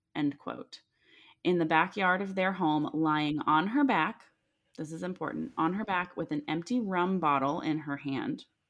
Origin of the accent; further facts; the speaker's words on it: Milford, Ohio, United States; Milford is part of the Claremont County, which is where I grew up